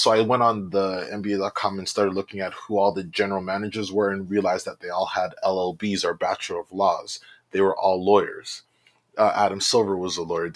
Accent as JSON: {"language": "English", "town": "Brampton", "region": "Ontario", "country": "Canada", "tie": "born or raised there", "also_born_or_lived": "Oshawa / Ottawa / United Kingdom", "said": "So I was born in Oshawa, but I grew up in Brampton. I've been in Brampton my whole life"}